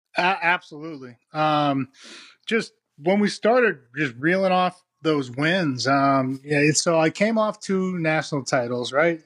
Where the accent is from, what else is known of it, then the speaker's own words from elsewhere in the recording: Massachusetts, United States; moved away; I grew up in Massachusetts